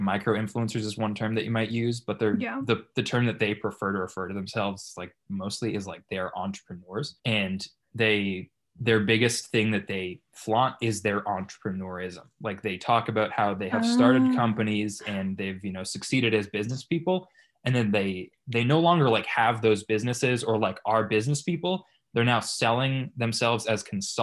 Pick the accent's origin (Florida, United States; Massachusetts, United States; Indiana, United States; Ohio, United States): Massachusetts, United States; Boston; moved away as an adult; now in Beverly Hills, United States; I'm from Massachusetts. I'm currently living in Beverly Hills